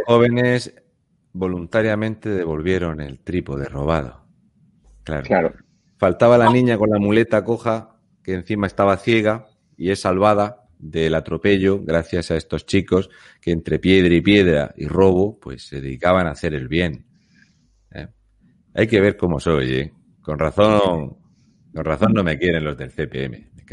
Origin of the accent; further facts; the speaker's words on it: Region of Murcia, Spain; yo soy de Murcia